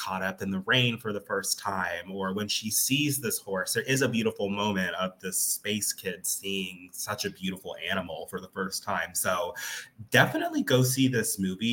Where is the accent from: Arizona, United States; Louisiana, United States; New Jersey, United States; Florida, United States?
Arizona, United States; moved away; I'm from Arizona